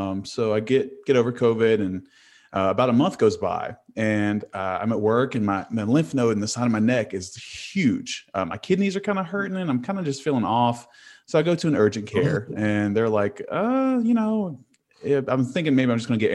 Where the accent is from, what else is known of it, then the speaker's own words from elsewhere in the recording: Huntington, West Virginia, United States; I'm from Huntington, West Virginia.